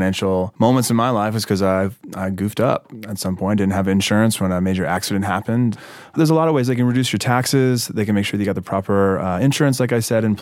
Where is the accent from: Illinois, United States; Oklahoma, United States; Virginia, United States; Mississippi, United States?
Mississippi, United States; now in Brooklyn, United States; I live in Williamsburg, Brooklyn, and I'm from Mississippi